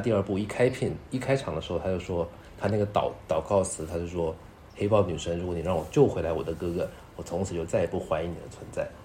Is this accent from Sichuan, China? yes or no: no; Guangdong, China; 尤其是我这种潮汕人